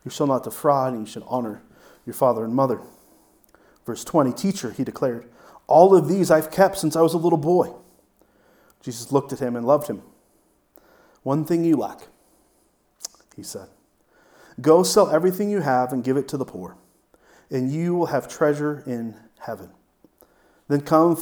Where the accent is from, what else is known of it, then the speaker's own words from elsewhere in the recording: United States; I am an American